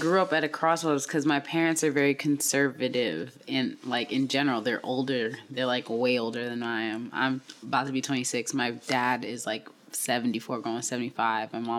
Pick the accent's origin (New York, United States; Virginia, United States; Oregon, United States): New York, United States; New York City; I grew up in South Jamaica, Queens